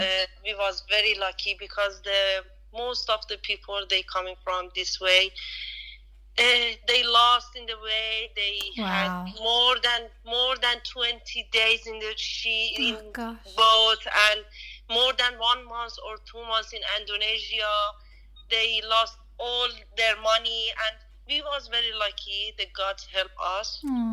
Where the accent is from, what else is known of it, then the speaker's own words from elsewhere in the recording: Iran; English is a second language; moved away as an adult; now in Australia; When I was living in Iran, in my country